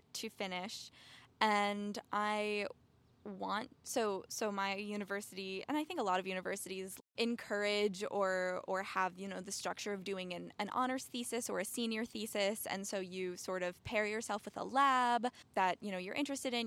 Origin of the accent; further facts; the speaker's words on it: New York, United States; I grew up in New York